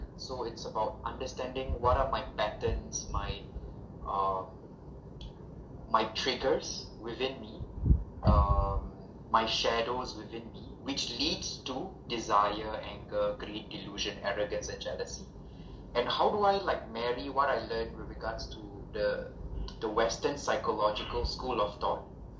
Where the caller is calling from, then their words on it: Singapore; I'm calling in from Singapore.